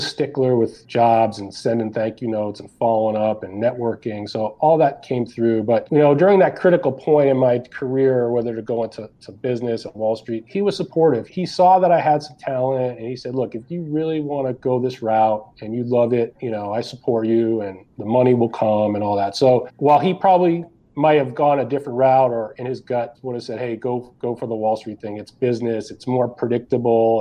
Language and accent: English; Watertown, Massachusetts, United States; I grew up in Watertown, Massachusetts, just west of Boston